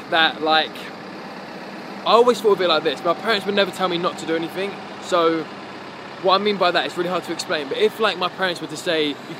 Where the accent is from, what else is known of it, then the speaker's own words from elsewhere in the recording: South East England, United Kingdom; From Kent, yeah. We all kind of grew up in the area and we haven't kind of like broken out of it.